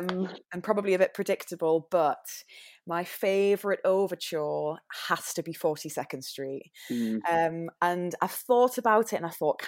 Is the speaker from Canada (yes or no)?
no; Newcastle, North East England, United Kingdom; now in London, United Kingdom; because obviously I'm not from London with my weird accent. I'm from Newcastle. So went to London, trained down here, still live here.